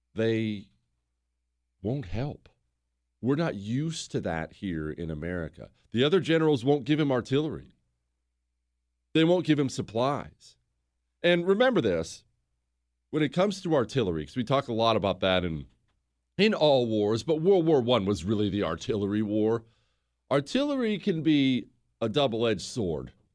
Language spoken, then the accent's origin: English; United States; I'm an American